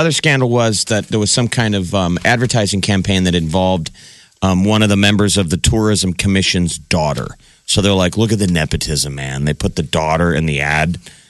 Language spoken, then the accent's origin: English; Omaha, Nebraska, United States; I grew up on Francis Street.